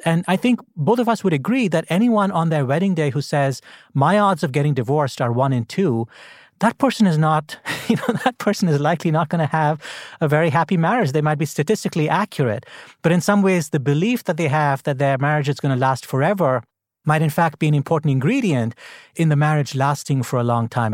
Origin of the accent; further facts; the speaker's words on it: India; now in Washington, United States; I grew up in India